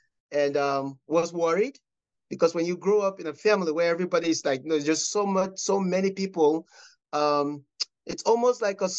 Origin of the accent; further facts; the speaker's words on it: Cameroon; Oh, I grew up in Cameroon.